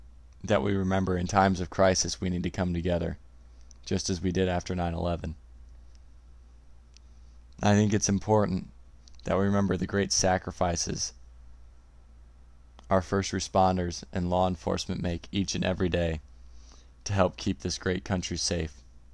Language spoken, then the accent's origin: English; United States